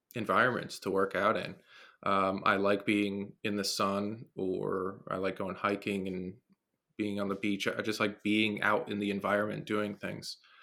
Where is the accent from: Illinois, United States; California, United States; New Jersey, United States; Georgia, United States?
New Jersey, United States; Born and raised in New Jersey